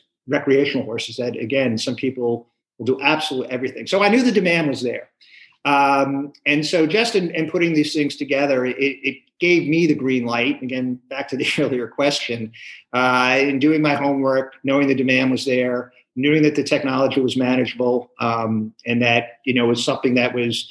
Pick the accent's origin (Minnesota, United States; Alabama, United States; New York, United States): New York, United States; now in California, United States; I was born and raised in New York